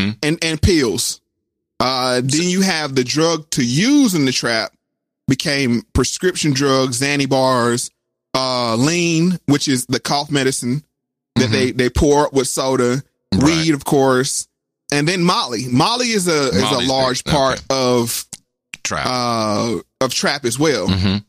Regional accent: the South, United States; because I'm from the South. So we didn't really have the project buildings like in New York and those things.

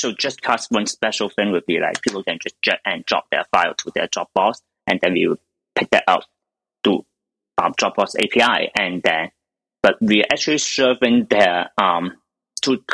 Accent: China; moved away; I'm from China, so I still have some connection there

